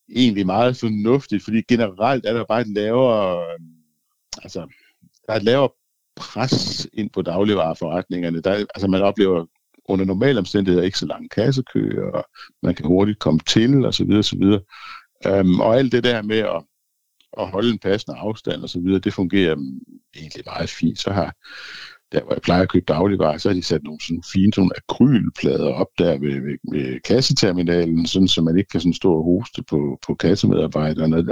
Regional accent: Denmark; jeg er først og fremmest dansker

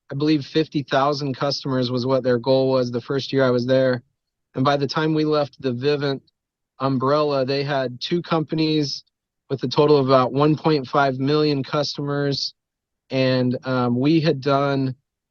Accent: Rigby, Idaho, United States; Was born and raised in a teeny tiny little dirt town called Rigby, Idaho

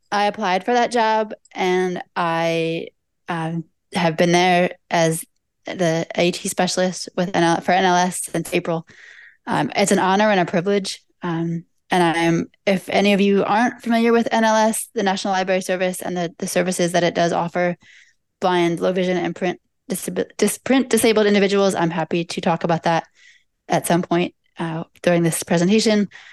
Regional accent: Delaware, United States; now in Washington, D.C., United States; I am in Washington, D C. I have not always been here, however. Uh, I grew up near here in Delaware.

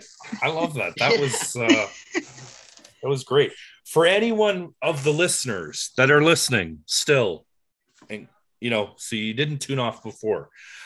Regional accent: Toronto, Ontario, Canada; I'm from Etobicoke.

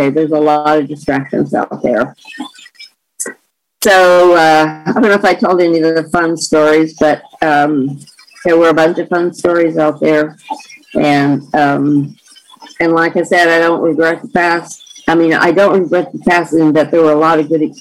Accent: the South, United States; now in California, United States; the rules and regulations that didn't make sense to me that were a part of growing up in the South.

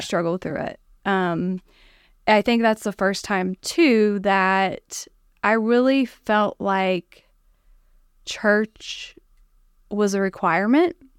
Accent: Chesapeake, Ohio, United States; moved away; So the village of Chesapeake, Ohio is where I grew up

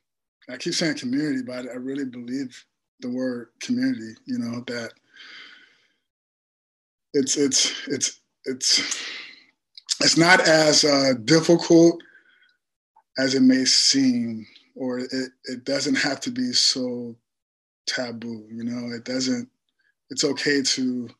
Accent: Compton, California, United States; growing up in Compton

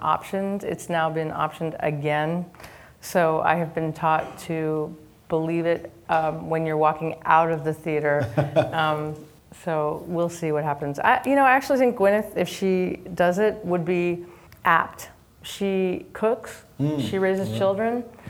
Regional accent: Lambertville, New Jersey, United States; Lambertville, New Jersey, my hometown

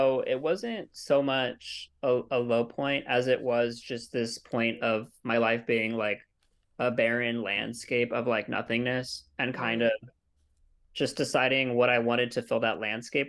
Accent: Claremont, California, United States; In the Inland Empire. So okay. Like right kind of where LA County ends.

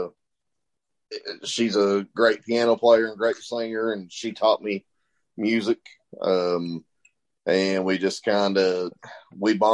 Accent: Southeast Kentucky, United States; we're from Southeast Kentucky. We grew up, we're country boys

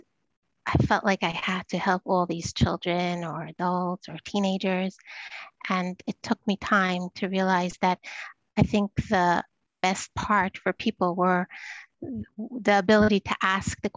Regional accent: New York City, New York, United States; moved away as an adult; also born or lived in Montreal, Canada; now in Jerusalem, Israel; I live in Jerusalem, Israel. I grew up in Brooklyn, then lived in Montreal for 7 years, then came to Israel

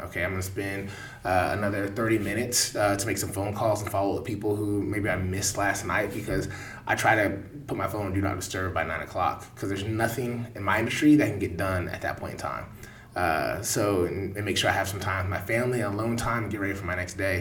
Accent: Kansas City, Missouri, United States; born and raised in Kansas City.

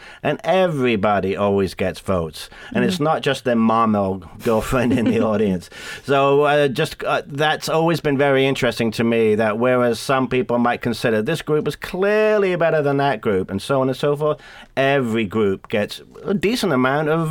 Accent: England, United Kingdom; moved away; being English, we have a tradition in England of drinking beer and singing

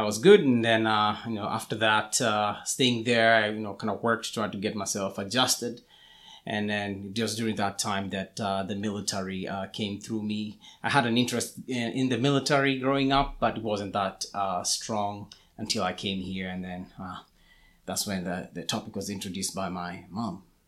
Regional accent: Kenya; moved away as an adult; also born or lived in Atlanta, Georgia; now in United States; I was born in Kenya. That's where I grew up

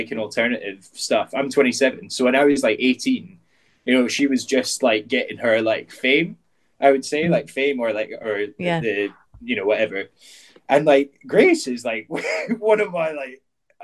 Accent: Edinburgh, Scotland, United Kingdom; growing up in Edinburgh, there's a street in Edinburgh called Leith Walk

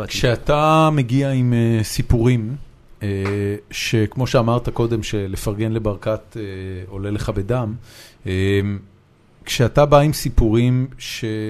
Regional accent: Haifa, Haifa District, Israel; moved away as an adult; now in Tel Aviv, Israel; בתור מישהו שגדל בחיפה

